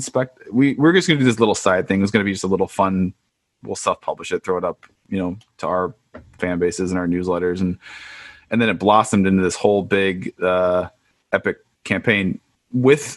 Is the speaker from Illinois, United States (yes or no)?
yes; Chicago, Illinois, United States; moved away; We're both originally from Chicago